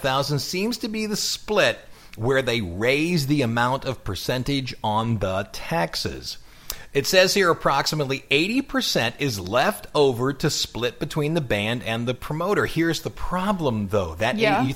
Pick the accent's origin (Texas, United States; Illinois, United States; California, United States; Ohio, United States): Ohio, United States; accent: Ohio; my Ohio accent